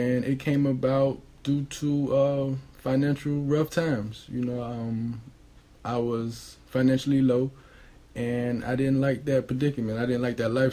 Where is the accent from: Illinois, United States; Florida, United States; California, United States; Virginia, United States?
Florida, United States; Miami; I'm of Bahamian descent. I grew up here in Miami, Florida, born and raised